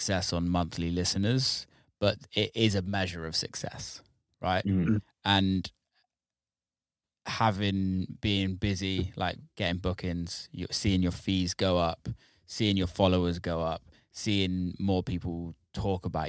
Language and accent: English; near Bristol, South West England, United Kingdom; I grew up in near Bristol area, so a lot for me was drum and bass